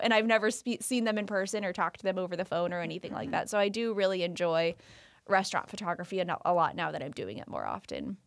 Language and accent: English; Roseville, California, United States; also born or lived in Lincoln, California; I grew up, born and raised in Roseville.